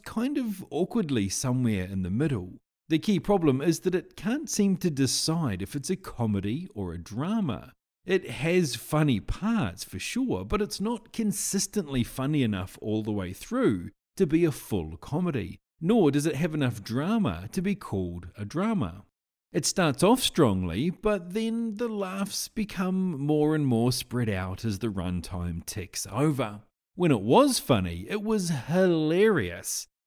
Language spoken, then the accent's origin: English; New Zealand; as a New Zealander